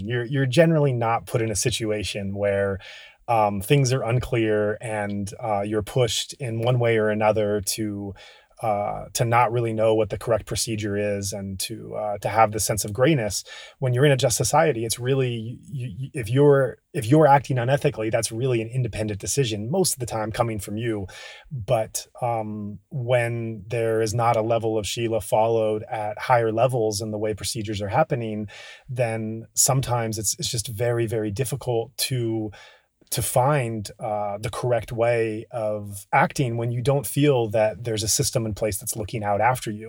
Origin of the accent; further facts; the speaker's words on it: United States; We're both American